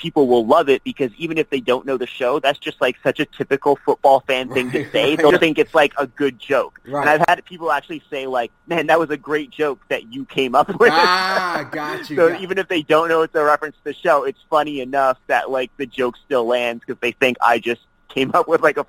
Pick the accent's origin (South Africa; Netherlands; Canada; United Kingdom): Canada; turned it into a joke about me being Canadian and not knowing football